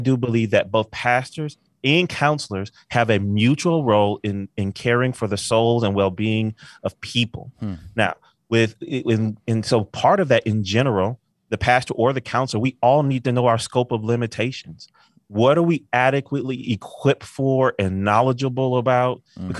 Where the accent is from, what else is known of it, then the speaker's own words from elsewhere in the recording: Albion, Michigan, United States; also born or lived in Pensacola, Florida; I grew up in a little town called Albion, Michigan with my family. Then we moved to Pensacola, Florida. So my life is kind of split in half in that way